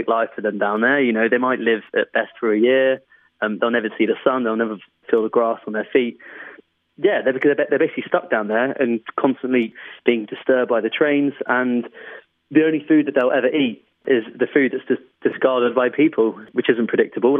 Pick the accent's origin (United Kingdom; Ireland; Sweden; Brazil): United Kingdom; London; I was brought up in London, so by default, that was the wildlife that I had around me